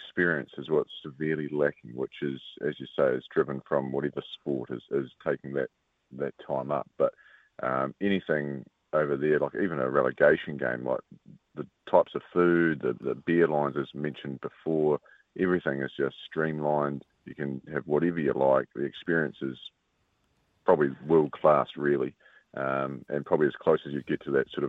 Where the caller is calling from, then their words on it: Canterbury, New Zealand; The mighty South Canterbury.